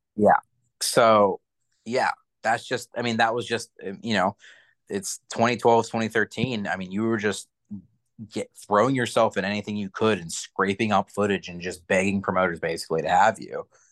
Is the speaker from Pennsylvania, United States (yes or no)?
yes; New Kensington, Pennsylvania, United States; also born or lived in New York; New Kensington, by the way, is like my hometown, like it's where I'm from.